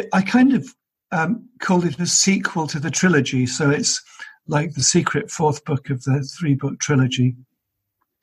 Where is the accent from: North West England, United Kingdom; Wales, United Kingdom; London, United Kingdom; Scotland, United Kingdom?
Wales, United Kingdom; Pembroke; I was born in Pembroke